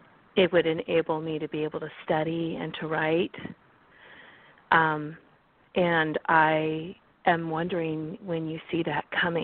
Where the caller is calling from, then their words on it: California, United States; And I'm calling from California this morning.